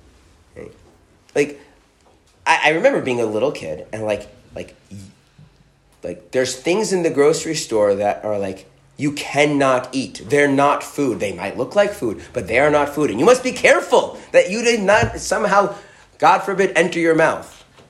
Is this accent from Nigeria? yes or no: no; Israel; So I have noticed something growing up in Israel amongst, the religious, and this is true even, maybe even especially where I live, which is a Haredi, ultra-Orthodox area.